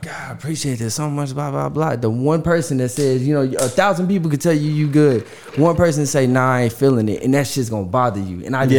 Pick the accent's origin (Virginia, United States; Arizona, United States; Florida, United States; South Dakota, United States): Arizona, United States; Yuma; born there; also born or lived in Oceanside, California / Michigan / Louisiana; Yeah, I was born in Arizona, in Yuma, Arizona, and then I lived in San Diego, California, well, Oceanside, California. Then I moved to Michigan. Then I moved to South Louisiana.